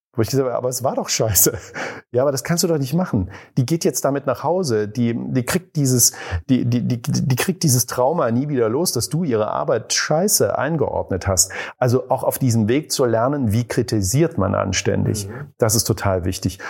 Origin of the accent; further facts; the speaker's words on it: East Germany, Germany; Ich bin ja in der DDR groß geworden